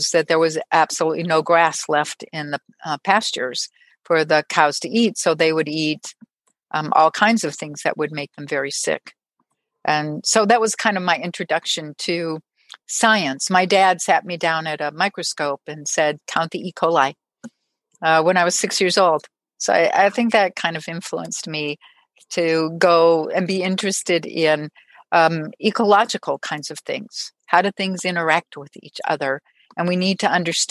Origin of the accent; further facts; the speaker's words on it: Minnesota, United States; accent: Minnesota; So I was born in Minnesota, and every once in a while you'll hear the Minnesota accent starting to come out.